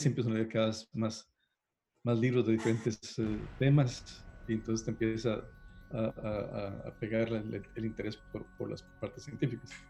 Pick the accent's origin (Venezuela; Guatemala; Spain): Guatemala; also born or lived in Costa Rica / Honduras; yo soy guatemalteco, pero nací en Costa Rica. Este, mi primaria la pasé en Honduras y después me fui a Guatemala, o sea que tengo experiencia